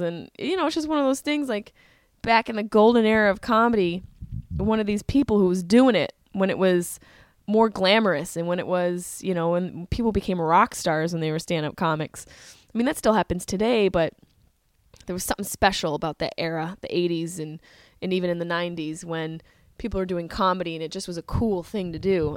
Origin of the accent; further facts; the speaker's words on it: Syracuse, New York, United States; moved away; I grew up in Syracuse